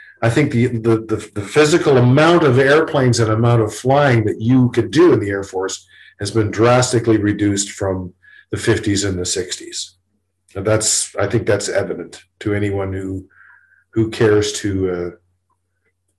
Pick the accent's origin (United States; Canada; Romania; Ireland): Canada; Toronto, Ontario; I grew up in Toronto. My home was in Toronto.